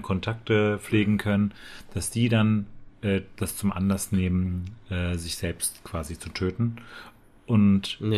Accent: Dortmund, North Rhine-Westphalia, Germany; ich bin in Dortmund aufgewachsen

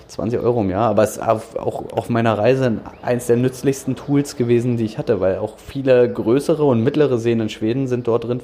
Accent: Dranske, Mecklenburg-Vorpommern, Germany; now in Berlin, Germany; ich bin in Berlin geboren, muss ich ehrlich zugeben, und war dann aber auch einige Jahre ähm, auf Rügen, bin da groß geworden. In Dranske, um genau zu sein.

